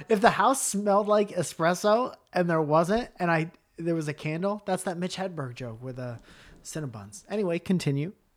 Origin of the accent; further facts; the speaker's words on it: Milford, Connecticut, United States; moved away as an adult; also born or lived in Boston / Stamford, Connecticut; we'd moved out of our hometown. But in Milford, Connecticut